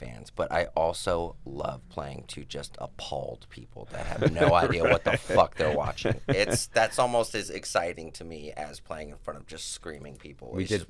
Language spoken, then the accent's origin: English; Las Vegas, Nevada, United States; that was our environment growing up in Vegas.